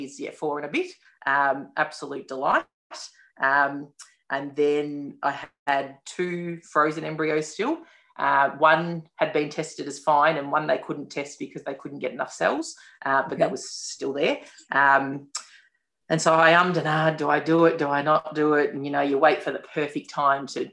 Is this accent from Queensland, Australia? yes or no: no; Melbourne, Victoria, Australia; I'm from Melbourne